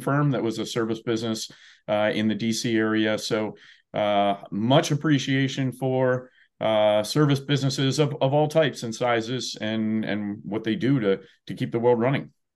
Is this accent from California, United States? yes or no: no; New Jersey, United States; also born or lived in Washington, D.C.; now in Indiana, United States; I grew up in New Jersey